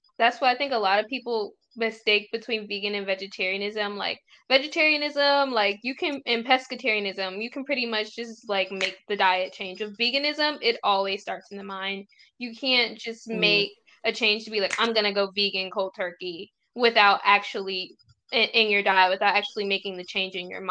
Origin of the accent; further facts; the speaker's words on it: United States; also born or lived in Virginia / Tennessee; growing up in the States